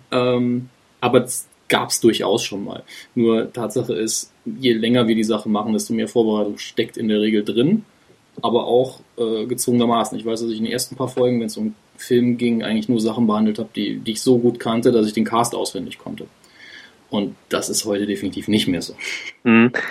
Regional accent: Saarland, Germany; Ich bin äh, Jahrgang 82, gebürtiger Saarländer

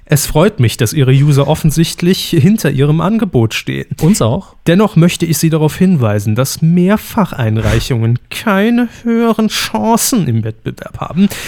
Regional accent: Rhineland-Palatinate, Germany; born there; das muss ich sagen, als geborene Pfälzerin.

